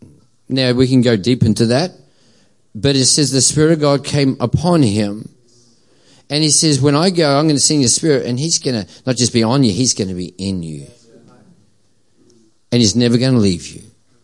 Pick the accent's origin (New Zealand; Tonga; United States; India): New Zealand; now in Australia; I'm a quasi, a Kiwi cross Aussie. As I say, I'm an Aussie through and through now, unless the All Blacks are playing and then I'm still a Kiwi.